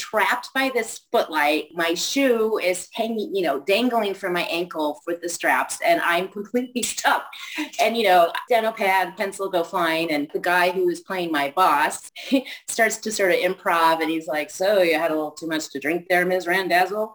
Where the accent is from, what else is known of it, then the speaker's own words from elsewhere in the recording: Missouri, United States; I grew up in Missouri, and they had season tickets to the Muni Opera